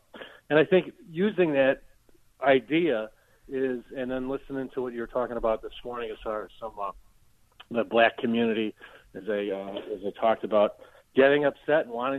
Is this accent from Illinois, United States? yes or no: yes; Oak Park, Illinois, United States; now in Austin, United States; I grew up in Oak Park, and I live in Texas now, as you guys know, just outside of Austin.